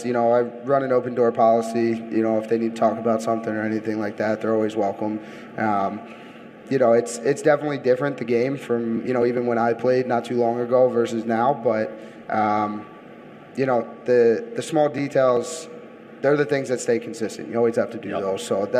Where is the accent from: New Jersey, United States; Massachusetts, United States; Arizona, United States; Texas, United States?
New Jersey, United States; moved away as an adult; now in San Diego, United States; South Jersey.